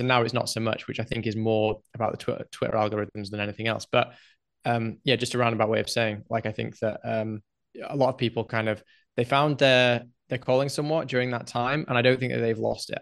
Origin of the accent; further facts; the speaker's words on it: England, United Kingdom; moved away as an adult; now in Mexico; I grew up in England